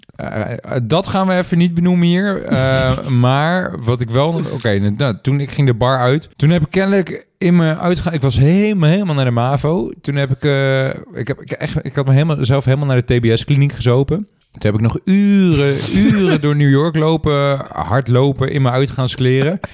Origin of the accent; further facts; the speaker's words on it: Netherlands; als Nederlander